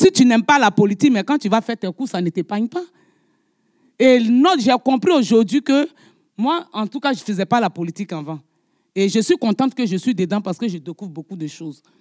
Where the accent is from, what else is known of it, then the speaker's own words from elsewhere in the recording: France; Mais moi, je suis français.